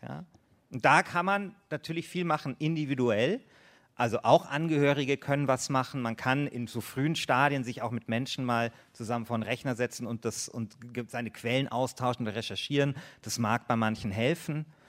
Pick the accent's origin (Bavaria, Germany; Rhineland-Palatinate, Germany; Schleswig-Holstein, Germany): Bavaria, Germany; ich bin ja aus Bayern